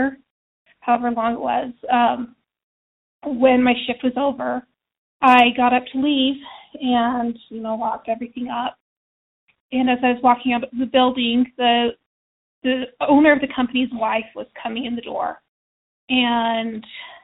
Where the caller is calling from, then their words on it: Utah, United States; I'm calling from Utah.